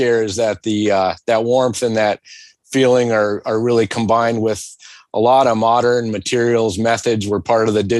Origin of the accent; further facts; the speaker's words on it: United States; me as an American